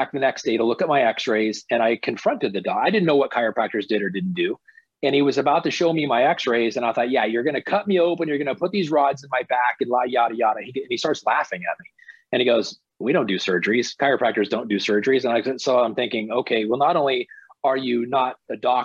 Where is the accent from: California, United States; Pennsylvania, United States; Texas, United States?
California, United States; Silicon Valley, San Francisco Bay Area, Northern; I grew up in Northern California, the Silicon Valley, San Francisco Bay Area.